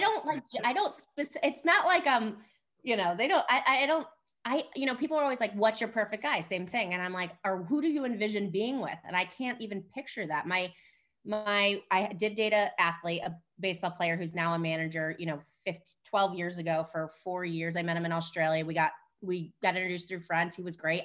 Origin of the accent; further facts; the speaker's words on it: Chicago, Illinois, United States; moved away as an adult; I'm from Chicago, I grew up in the city